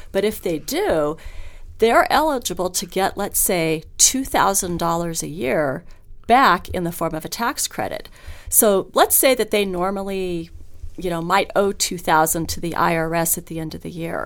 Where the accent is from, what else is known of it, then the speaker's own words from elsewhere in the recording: Hawthorne, Nevada, United States; also born or lived in Reno, Nevada; I grew up in Hawthorne, Nevada